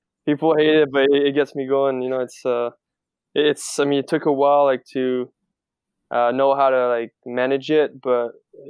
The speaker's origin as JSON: {"language": "English", "country": "France", "tie": "born or raised there", "said": "Sport in France isn't related to like school usually, so you don't play for your school even when you're a kid, so it's all clubs."}